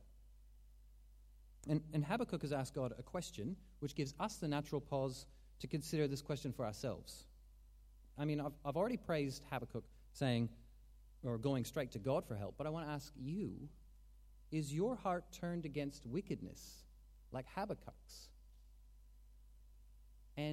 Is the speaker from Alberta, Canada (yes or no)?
yes; Calgary, Alberta, Canada; we watched these stories as Calgarians